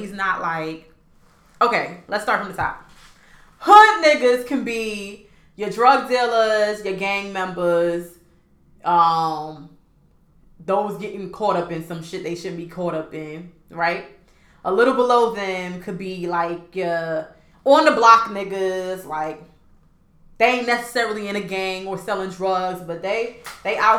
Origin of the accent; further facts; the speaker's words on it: East Orange, New Jersey, United States; I'm from East Orange